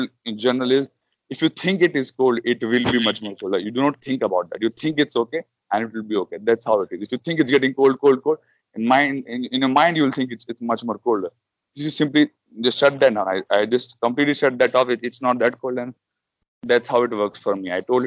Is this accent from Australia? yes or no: no; Jammu and Kashmir, India; now in Hyderabad, India; My native is from a very cold place. I come from Jammu Kashmir, so I'm a little used to it